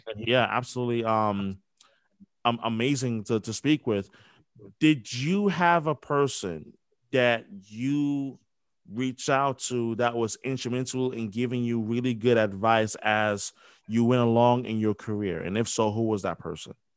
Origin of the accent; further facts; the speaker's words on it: New York, United States; growing up in New York, like I had WFAN